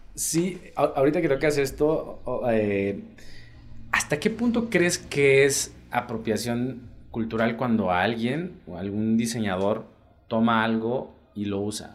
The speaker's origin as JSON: {"language": "Spanish", "area": "Isthmus of Tehuantepec", "region": "Oaxaca", "country": "Mexico", "said": "yo soy del istmo también"}